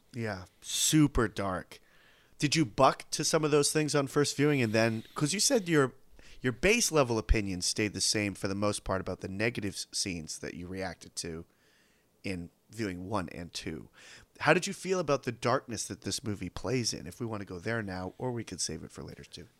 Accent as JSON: {"language": "English", "country": "United States"}